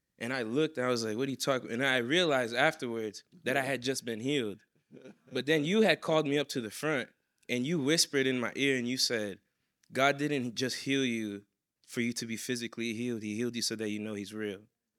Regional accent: Boston, Massachusetts, United States; also born or lived in New York; So I came from Boston, Massachusetts. I grew up a little bit in New York.

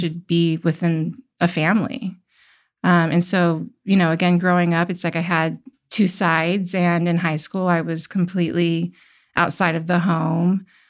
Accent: Midwest, United States; also born or lived in California; now in Tennessee, United States; I grew up in the Midwest, and I, you know, played outside until the streetlights came on

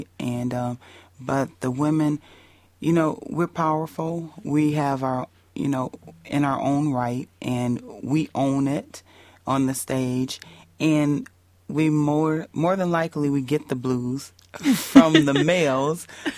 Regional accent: Indiana, United States; moved away; Indiana because that's where my hometown

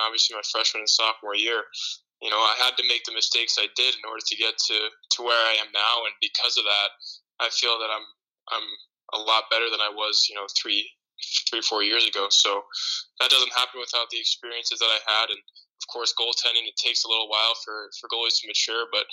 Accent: Alaska, United States; moved away as an adult; now in Maine, United States; growing up in Alaska

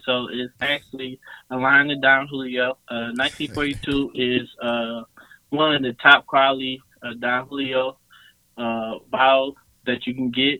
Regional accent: Mount Clemens, Michigan, United States; now in Atlanta, United States; The suburbs of Detroit. I'm from Mount Clemens

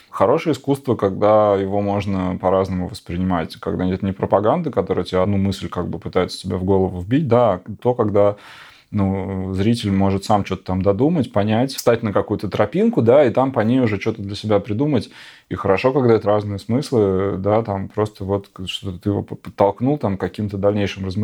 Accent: Siberia, Russia; now in Moscow, Russia; Я говорю, я вообще из Сибири, я вообще, ну, был в Беларуси полтора года назад, там, три дня. Но, как бы, я сам в Москве

